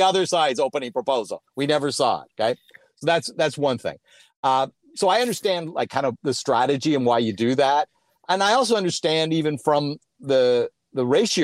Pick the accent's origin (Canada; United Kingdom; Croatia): Canada; as a Canadian